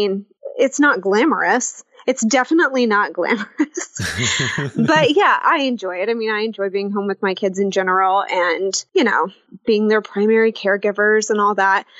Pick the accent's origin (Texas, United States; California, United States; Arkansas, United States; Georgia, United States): Arkansas, United States; moved away as an adult; also born or lived in Fayetteville, Arkansas / New York City; now in Tulsa, United States; I grew up in Arkansas, in a small town that no one's ever heard of, and lived there my whole life